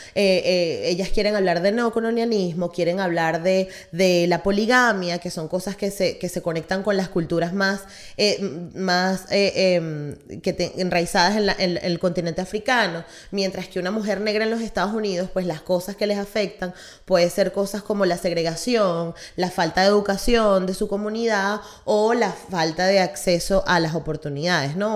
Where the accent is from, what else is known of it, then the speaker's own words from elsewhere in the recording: Venezuela; nosotros como venezolanos